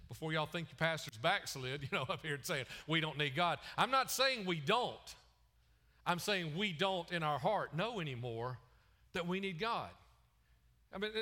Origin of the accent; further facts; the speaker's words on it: the Bible Belt, United States; also born or lived in Chicago / Wisconsin; I grew up in the Bible Belt